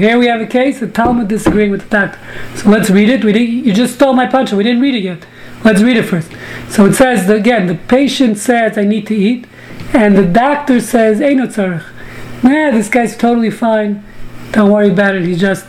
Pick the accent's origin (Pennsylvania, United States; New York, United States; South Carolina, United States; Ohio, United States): New York, United States; New York City; I grew up in Brooklyn